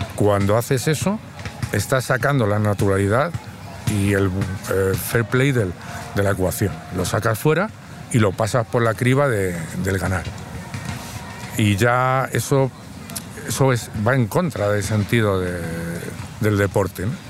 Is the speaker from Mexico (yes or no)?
no; Madrid, Community of Madrid, Spain; soy de Madrid, tengo 54 años